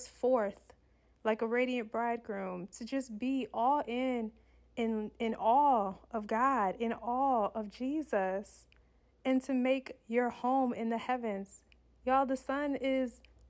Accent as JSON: {"language": "English", "region": "Michigan", "country": "United States", "moved": "yes", "lives_now": "Southern California, United States", "said": "I come from Michigan, where it's probably snowing in Michigan"}